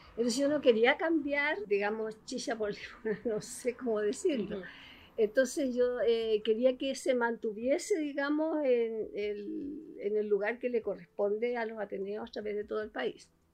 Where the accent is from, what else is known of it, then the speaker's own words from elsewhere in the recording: Antofagasta, Chile; yo me crié en Antofagasta